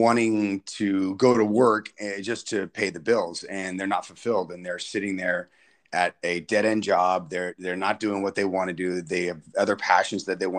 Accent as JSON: {"language": "English", "town": "Salinas", "region": "California", "country": "United States", "tie": "born or raised there", "also_born_or_lived": "Pomona, California / Fresno, California", "said": "So I was born in Pomona, California. And then when I was 7 years old, my parents got divorced and we moved to Salinas. And I've been up here ever since."}